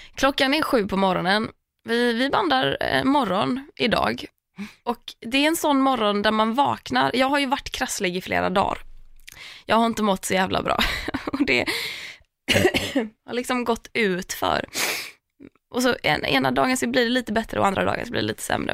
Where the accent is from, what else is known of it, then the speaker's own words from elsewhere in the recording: Tahult, Västra Götaland, Sweden; now in Stockholm, Sweden; Tahult, för att det finns ingen där där jag är uppvuxen.